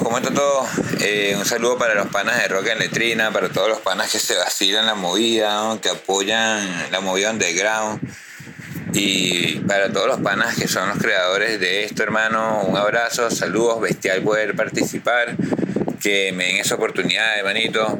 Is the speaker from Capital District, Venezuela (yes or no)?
no; Baruta, Miranda, Venezuela; also born or lived in Valles del Tuy; Yo vengo de las Danielas, de las minas de Baruta pero me crié, como te dije anteriormente, con los panas de reciclaje y me pasaba muchísimo en los valles del Tui